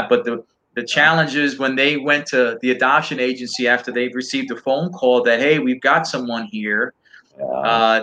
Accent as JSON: {"language": "English", "town": "New York City", "region": "New York", "country": "United States", "tie": "born or raised there", "moved": "as an adult", "lives_now": "Dallas, United States", "said": "I'm from New York. I grew up in New York"}